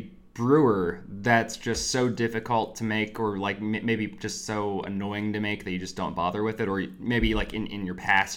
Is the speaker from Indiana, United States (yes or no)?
yes; New Albany, Indiana, United States; I grew up in New Albany in Southern Indiana